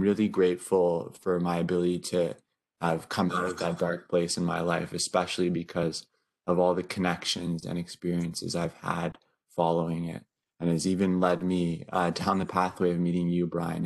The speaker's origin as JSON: {"language": "English", "region": "Northern Ontario", "country": "Canada", "tie": "born or raised there", "also_born_or_lived": "Vancouver, British Columbia", "said": "currently studying from my hometown in Northern Ontario"}